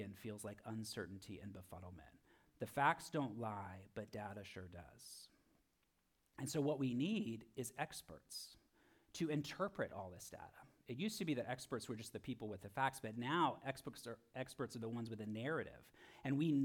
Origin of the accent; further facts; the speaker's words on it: Florida, United States; I'm from Florida